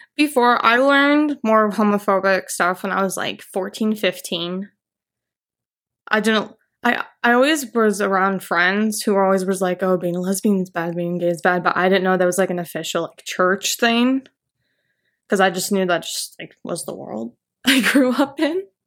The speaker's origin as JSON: {"language": "English", "town": "Orem", "region": "Utah", "country": "United States", "tie": "born or raised there", "said": "I grew up in Utah County, Orem, Provo area as a child"}